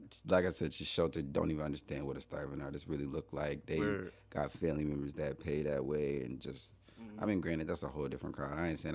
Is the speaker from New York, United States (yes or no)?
yes; Buffalo, New York, United States; I am from Buffalo, yeah.